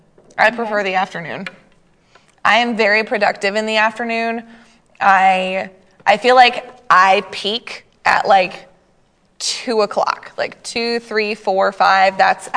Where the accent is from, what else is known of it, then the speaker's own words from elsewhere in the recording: Maine, United States; You're from Maine? I'm from Maine. Where are you from in Maine? I'm from the county.